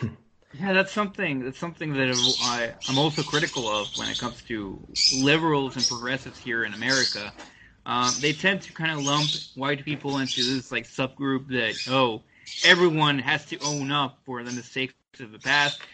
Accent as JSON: {"language": "English", "country": "United States", "said": "as a Mexican American"}